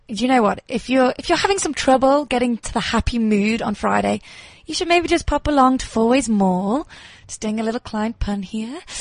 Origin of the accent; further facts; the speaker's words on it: England, United Kingdom; moved away as an adult; now in South Africa; I am English